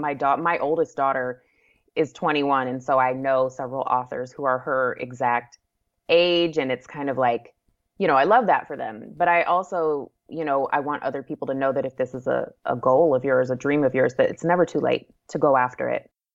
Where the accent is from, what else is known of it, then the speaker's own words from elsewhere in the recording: Anchorage, Alaska, United States; moved away as an adult; also born or lived in Wichita, Kansas; now in San Antonio, United States; I moved to Anchorage. We were there from the time I was about three until, you know, m, many, many years later when I got married and moved away. So, yeah, so I grew up there